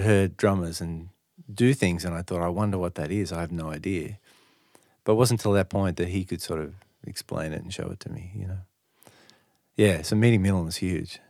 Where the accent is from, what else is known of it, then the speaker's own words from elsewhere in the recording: Sydney, New South Wales, Australia; I grew up in the North Shore